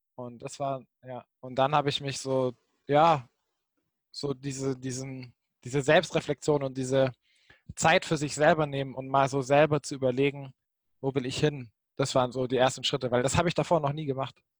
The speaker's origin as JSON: {"language": "German", "region": "Baden-Württemberg", "country": "Germany", "tie": "born or raised there", "also_born_or_lived": "Jena", "moved": "as an adult", "said": "ich komme ursprünglich aus Baden-Württemberg, Baden-Württemberg, der Schwab"}